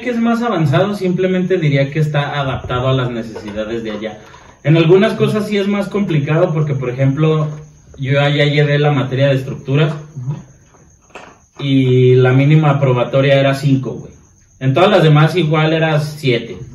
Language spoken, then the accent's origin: Spanish; Mexico; siendo mm, mexicano.